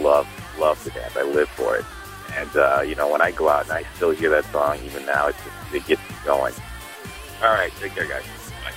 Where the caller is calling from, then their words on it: Chicago, Illinois, United States; I'm calling from Chicago Burbs.